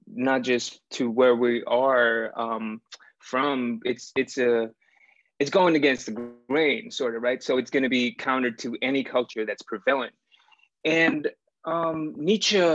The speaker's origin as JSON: {"language": "English", "country": "Nepal", "also_born_or_lived": "New Orleans, United States / Los Angeles, United States", "moved": "as an adult", "lives_now": "New York, United States", "said": "I'm from Nepal. Moved here when I was 18"}